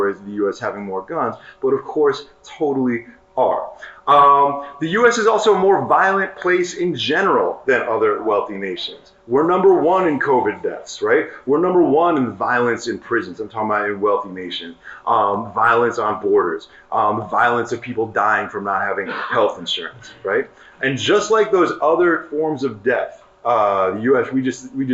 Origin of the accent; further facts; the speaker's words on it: New York City, New York, United States; I grew up in New York City